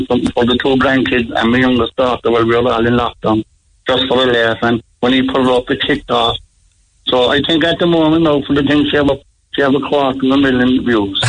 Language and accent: English; Cork, Munster, Ireland; I was born in Conway's Lane in Blarney Street